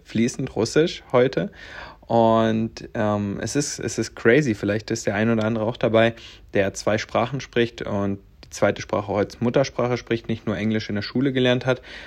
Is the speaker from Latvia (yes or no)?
yes; Viļāni, Latvia; moved away; also born or lived in Stendal, Saxony-Anhalt, Germany; Als ich drei Monate alt war, bin ich dann nach Lettland gefahren worden, sagen wir es mal so, und bin dann die kommenden Jahre in Lettland aufgewachsen